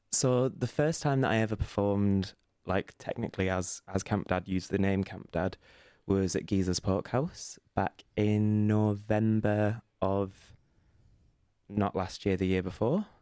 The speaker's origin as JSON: {"language": "English", "town": "Burnley", "region": "North West England", "country": "United Kingdom", "moved": "yes", "said": "I'm originally from a little town called Burnley, which is in the north of England"}